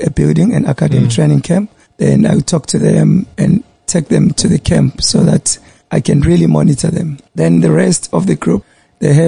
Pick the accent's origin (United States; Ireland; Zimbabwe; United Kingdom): Zimbabwe; Bulawayo; moved away as an adult; also born or lived in Pretoria; now in Durban, South Africa; I was born in Bulawayo, 1982, and I moved up here in 2004.